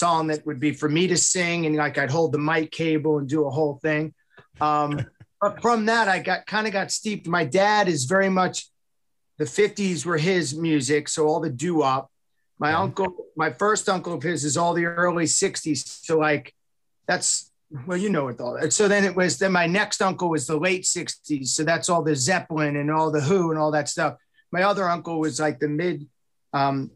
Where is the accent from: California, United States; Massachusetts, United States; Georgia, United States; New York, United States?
New York, United States; Long Island; moved away; I am from Wrong Island